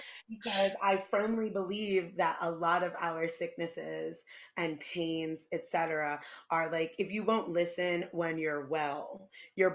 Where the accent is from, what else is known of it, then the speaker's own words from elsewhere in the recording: New York City, New York, United States; moved away; I come from New York City